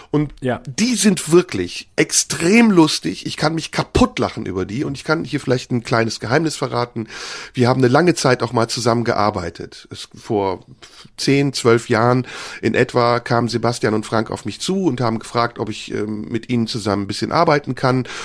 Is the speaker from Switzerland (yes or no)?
no; Turkey; Wenn ich als Türke anfange, über deutsche Themen zu sprechen oder mich wie ein Deutscher benehme auf der Bühne